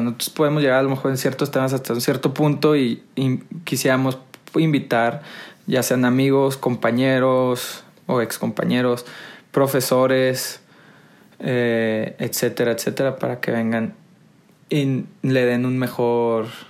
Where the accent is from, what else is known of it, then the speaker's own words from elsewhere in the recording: Monterrey, Nuevo León, Mexico; yo soy originario de Monterrey, 100% regio